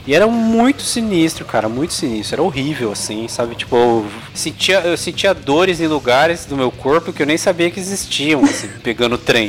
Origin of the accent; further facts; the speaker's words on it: São Paulo, Brazil; moved away as an adult; also born or lived in Suzano; now in Rio Grande do Sul, Brazil; eu sou de São Paulo, sou paulistano mesmo